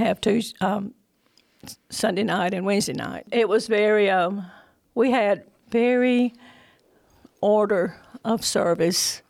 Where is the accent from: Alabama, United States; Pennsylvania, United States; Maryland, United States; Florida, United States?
Alabama, United States; Decatur; also born or lived in Lawrence County, Alabama / Tuscaloosa, Alabama / Mississippi / New Orleans, Louisiana; I'm from Decatur, Alabama.